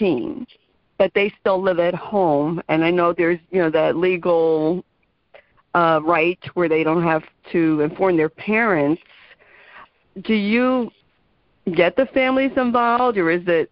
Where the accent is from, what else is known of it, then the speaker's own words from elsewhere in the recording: New Jersey, United States; I'm from New Jersey